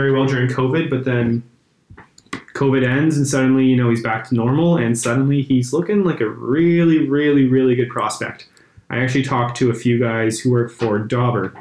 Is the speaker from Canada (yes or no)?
yes; Canada; we're Canadian